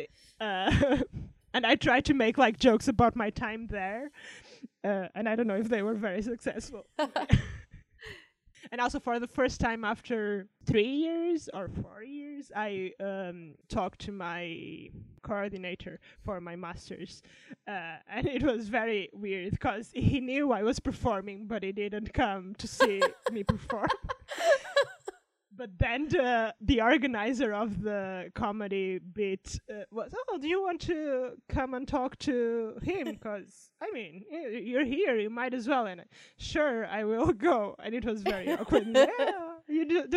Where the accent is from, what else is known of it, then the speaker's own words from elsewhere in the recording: Portugal; now in United Kingdom; I'm from Portugal, my family is there and I live in the UK